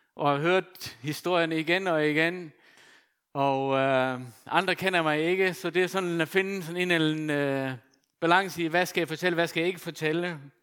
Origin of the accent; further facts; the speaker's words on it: Faroe Islands; now in Denmark; født og opvokset på Færøerne